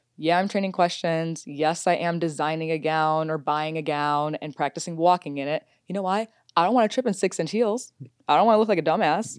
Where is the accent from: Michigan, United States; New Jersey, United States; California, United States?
Michigan, United States; Detroit; moved away; also born or lived in Washington, D.C.; I'm from Detroit, so we used to jump up to Windsor all the time.